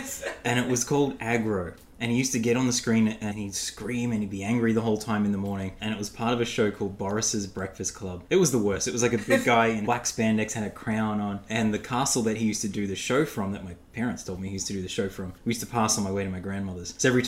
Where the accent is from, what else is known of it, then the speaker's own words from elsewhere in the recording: Brisbane, Queensland, Australia; moved away as an adult; now in United States; I'm originally from Brisbane, Australia. So for people who don't know, that's north of Sydney, kind of in the middle on the east coast of Australia.